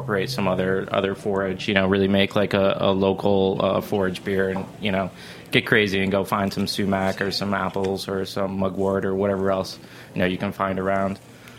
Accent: Michigan, United States; moved away as an adult; now in Brooklyn, United States; that's a farm that I grew up on, and my parents still live there

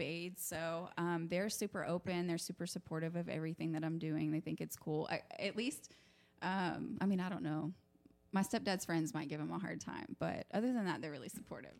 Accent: Oklahoma, United States; I was raised here in Oklahoma with my mom and my stepdad

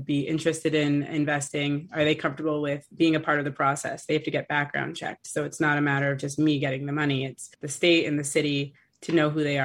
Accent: Boston, Massachusetts, United States; also born or lived in Brookline, Massachusetts; So I grew up in Dorchester and then in Brookline, and now I'm back in Dorchester.

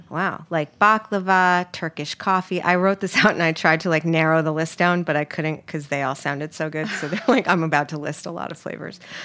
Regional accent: New York, United States; I'm from New York

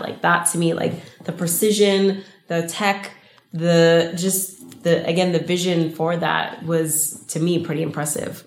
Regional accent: Los Angeles, California, United States; I'm from

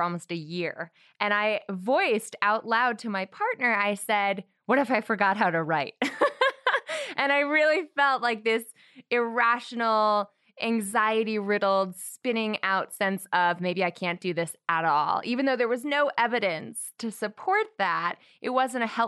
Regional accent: Connecticut, United States; a little school from my home state known as Yale University

